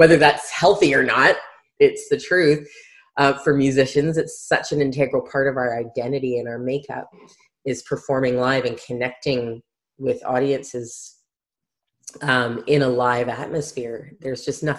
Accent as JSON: {"language": "English", "country": "Canada", "tie": "born or raised there", "moved": "as an adult", "lives_now": "New Zealand", "said": "I'm originally from Canada, grew up in Canada"}